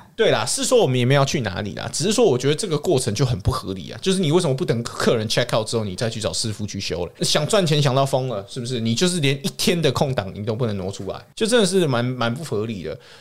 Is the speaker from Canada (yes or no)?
yes; Canada; also born or lived in Saskatchewan; 我是从小在加拿大长大